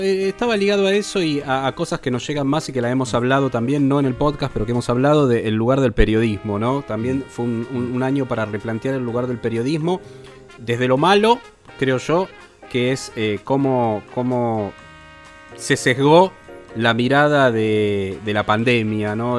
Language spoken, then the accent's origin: Spanish; Argentina; nosotros como argentinos